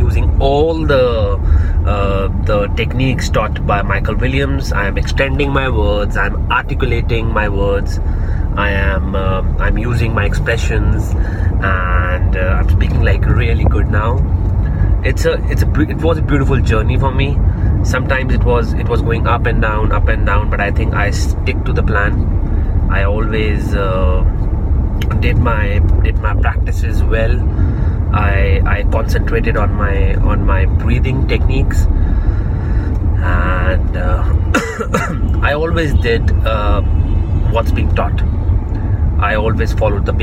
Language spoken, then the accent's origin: English; Delhi, India; I am from India, Delhi